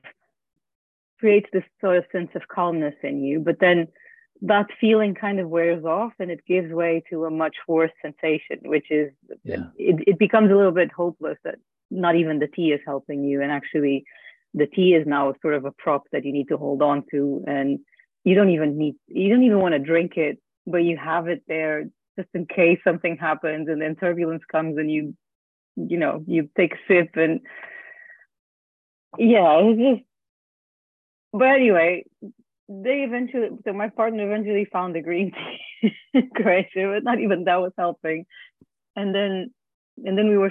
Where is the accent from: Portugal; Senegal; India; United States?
Portugal; moved away; I'm originally from Portugal, so I travel every year to go see my family in Christmas